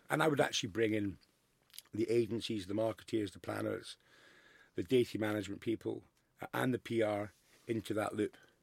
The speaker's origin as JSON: {"language": "English", "region": "Scotland", "country": "United Kingdom", "said": "I'm the most proud Scotsman in the world"}